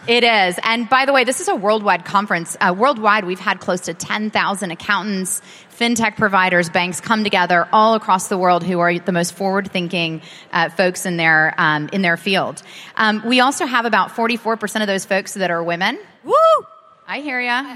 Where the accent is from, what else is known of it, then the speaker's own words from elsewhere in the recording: United States; as an American